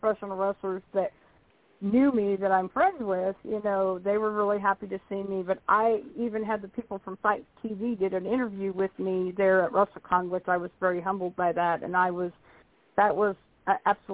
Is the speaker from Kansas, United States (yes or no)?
yes; Kansas, United States; moved away; I used to live in Kansas. I was born and raised in Kansas